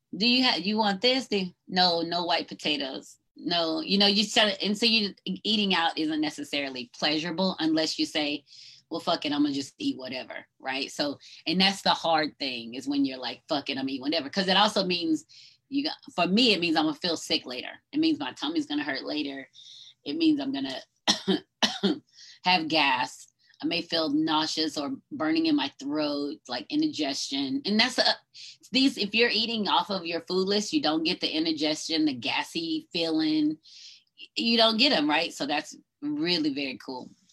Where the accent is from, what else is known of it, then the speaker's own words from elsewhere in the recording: North Georgia, United States; I grew up in Georgia, right? North Georgia.